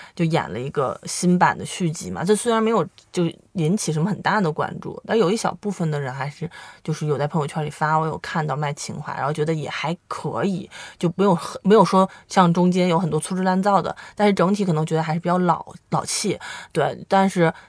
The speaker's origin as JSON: {"language": "Chinese", "region": "northern China", "country": "China", "said": "因为我们都是北方人"}